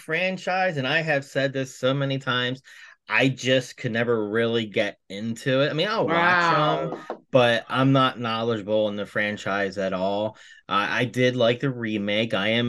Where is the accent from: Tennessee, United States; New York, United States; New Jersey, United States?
New Jersey, United States; we are all from Jersey